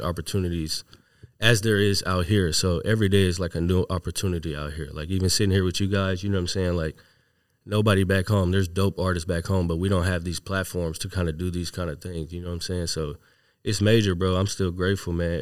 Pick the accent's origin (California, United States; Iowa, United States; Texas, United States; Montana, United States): Texas, United States; Houston; moved away as an adult; now in Seattle, United States; I was raised in Texas